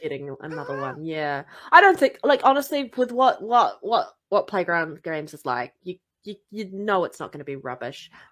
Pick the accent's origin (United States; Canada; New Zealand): New Zealand; accent: New Zealand; my accent because Australian and New Zealanders have very similar accents